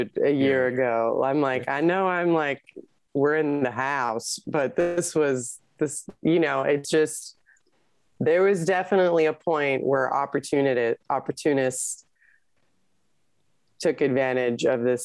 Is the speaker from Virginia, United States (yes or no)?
no; California, United States; this is my home state